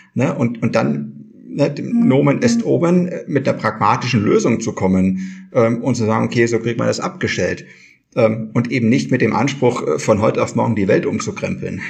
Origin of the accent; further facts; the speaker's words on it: Kirchheim, Germany; bei uns in Kirchheim